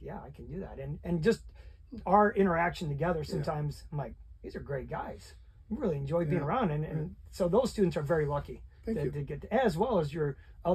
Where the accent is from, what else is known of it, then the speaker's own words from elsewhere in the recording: Elkhart, Indiana, United States; I was born in Elkhart, so so I grew up a Minuteman. I went to Concord.